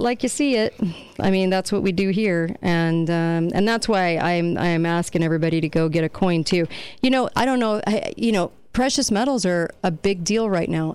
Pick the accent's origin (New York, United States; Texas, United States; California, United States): California, United States; moved away; When I grew up in California, the only place we really went to go shoot was in Barstow, California